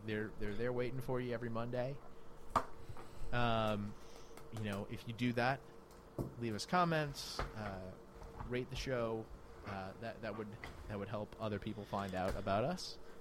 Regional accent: New Orleans, Louisiana, United States; I'm from New Orleans

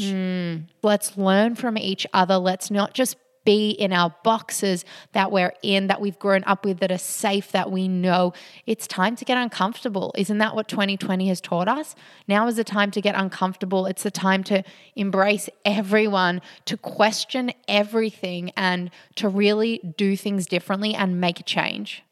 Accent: Australia; being Australian

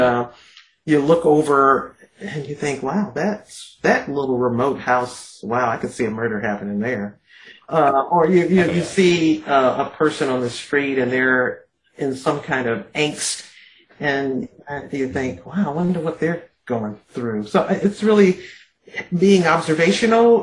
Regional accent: Detroit, Michigan, United States; growing up in Detroit

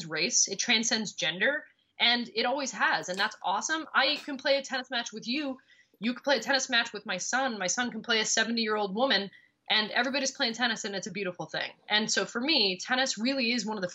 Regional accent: Montreal, Quebec, Canada; now in New York, United States; My hometown of Montreal

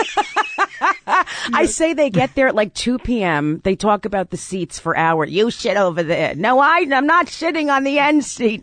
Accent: South Orange, New Jersey, United States; I grew up in South Orange, New Jersey

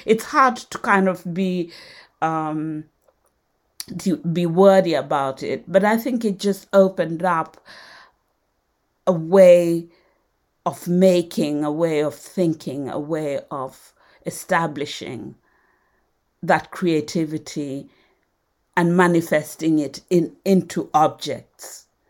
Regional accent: Nairobi, Kenya; born there; although I was born in Nairobi, we always went back to Western Kenya, where my antecedents came from. And there it was still very, very rural.

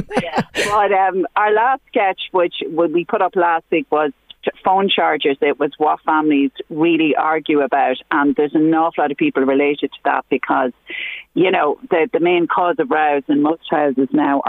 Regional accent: Dundalk, County Louth, Ireland; I'm from Dundalk, Sinead.

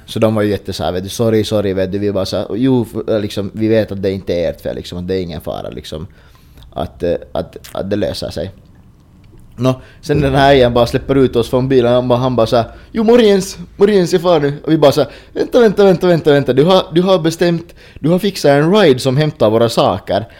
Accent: Finland; vi är finnar

